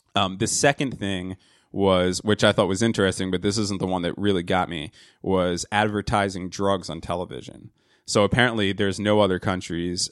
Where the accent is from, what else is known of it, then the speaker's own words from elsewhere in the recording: New Jersey, United States; I'm from New Jersey.